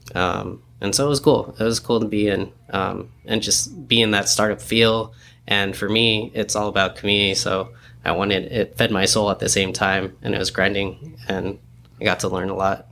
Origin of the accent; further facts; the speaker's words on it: San Diego, California, United States; also born or lived in New York; we grew up here in San Diego